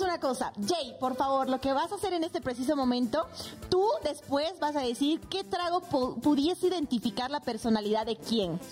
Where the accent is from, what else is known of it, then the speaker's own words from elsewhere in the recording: Bolivia; moved away as an adult; now in Mexico; soy netamente boliviana.